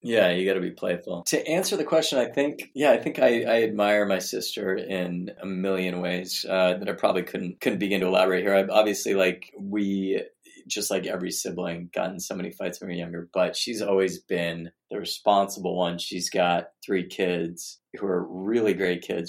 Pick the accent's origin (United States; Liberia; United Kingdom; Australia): United States; Arizona; the kind of educational environment I grew up in in Arizona